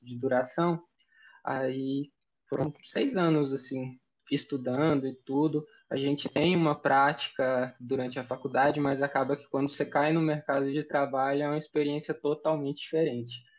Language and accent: Portuguese; Mineiros, Goiás, Brazil; Eu sou de Goiás, interior do interior de Goiás, uma cidadezinha chamada Mineiros. A gente tem 70 mil habitantes. Eu, assim, eu nunca nem morei em outro lugar.